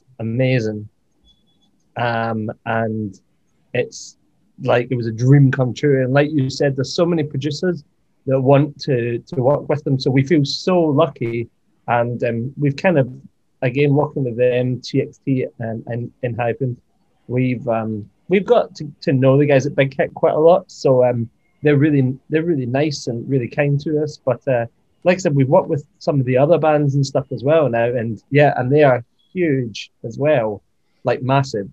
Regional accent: Scotland, United Kingdom; I grew up with her in Scotland

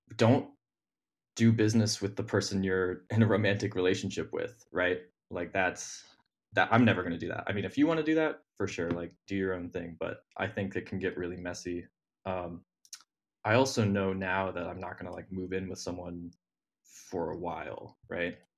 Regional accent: Ohio, United States; moved away as an adult; now in Brooklyn, United States; I'm from Ohio. uh, grew up in, like, a little tiny town in the middle of nowhere, Ohio

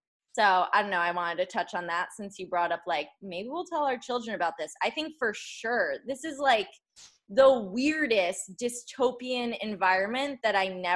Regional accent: Connecticut, United States; now in Florida, United States; I live in Florida, so that's weird, but I'm from Connecticut

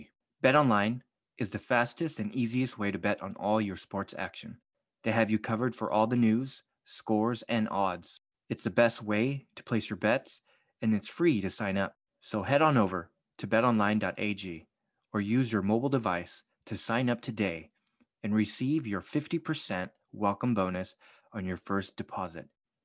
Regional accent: Philippines; I'm glad I did. I would have failed as a Filipino if I.

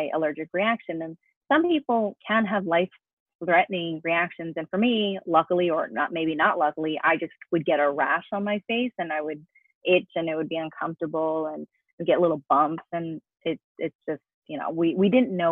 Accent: New York, United States; moved away as an adult; now in Los Angeles, United States; I was born and raised in New York, so I'm actually American

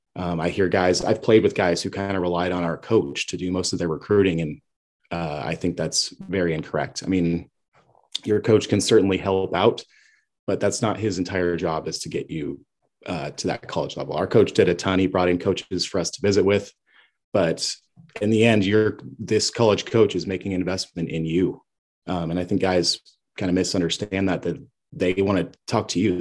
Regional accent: Kalispell, Montana, United States; moved away; I'm from Kalispell, Montana. Originally, I played at Flathead High School.

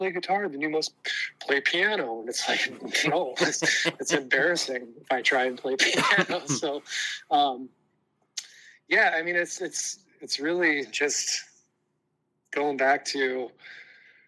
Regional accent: Mexico, New York, United States; my hometown of Mexico

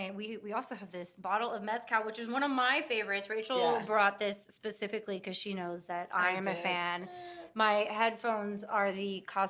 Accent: Texas, United States; born or raised there; moved away

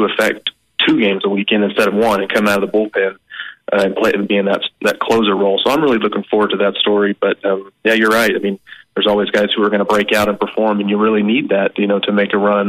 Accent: Bartlesville, Oklahoma, United States; moved away; growing up in Oklahoma

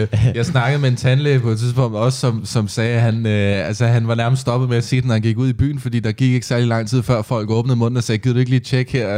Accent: Næstved, Zealand, Denmark; i Næstved, hvor jeg kommer fra

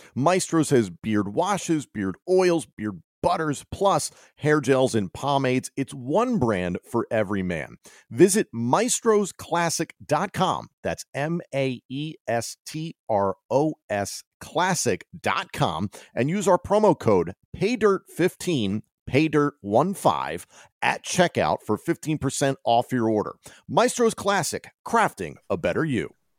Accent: Philadelphia, Pennsylvania, United States; as a Philadelphian

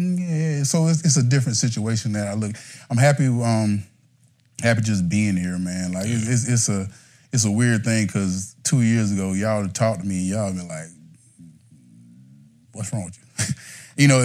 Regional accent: Timmonsville, South Carolina, United States; moved away; I came from Timbersville, South Carolina. Small town. Population 1,000

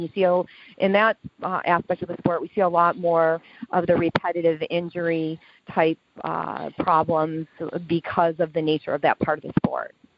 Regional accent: Lewiston, New York, United States; also born or lived in Buffalo, New York; I was born and raised in Lewiston, New York, and I live in a suburb of Buffalo, New York.

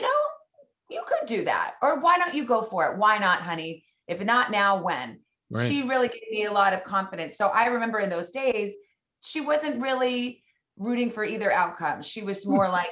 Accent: Tucson, Arizona, United States; moved away as an adult; also born or lived in Missouri / Washington, D.C.; I went from Missouri back to Tucson, Arizona, my hometown

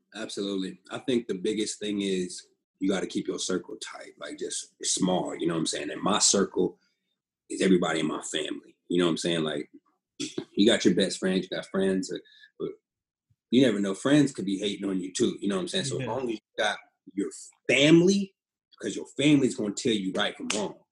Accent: Pasadena, California, United States; moved away; also born or lived in Oregon; I'm from Pasadena, California, uh, born and raised there

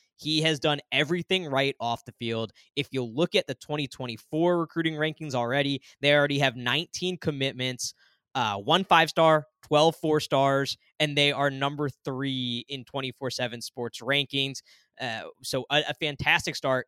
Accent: Northeast, United States; growing up in the Northeast

